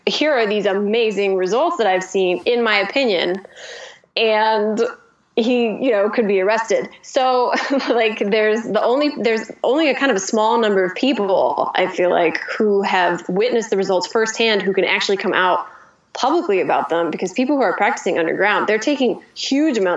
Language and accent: English; Midwest, United States; I'm from the Midwest